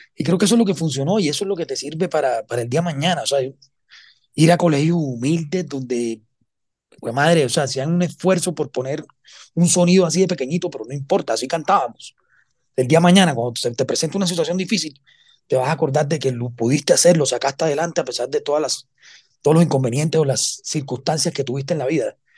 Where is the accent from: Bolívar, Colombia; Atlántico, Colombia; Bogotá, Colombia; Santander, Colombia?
Bolívar, Colombia; Cartagena; yo soy cartagenero